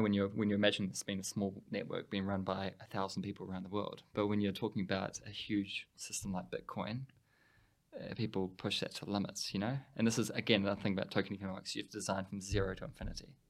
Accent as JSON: {"language": "English", "country": "New Zealand", "said": "We're a little Switzerland at the bottom of the world"}